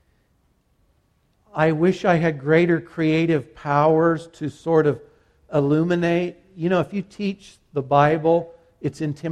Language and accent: English; Kansas, United States; I'm from Kansas